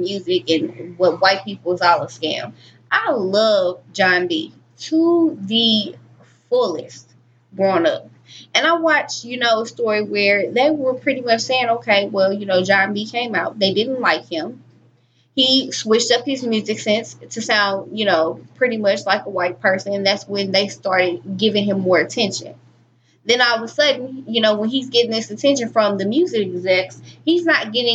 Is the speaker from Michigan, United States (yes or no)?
no; Webster Groves, Missouri, United States; we both went to Webster Groves, but I actually lived in Webster Groves